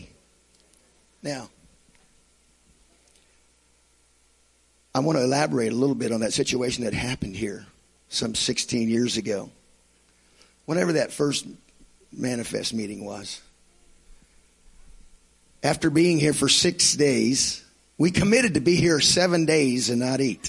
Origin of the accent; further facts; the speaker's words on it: United States; I'm from Washington.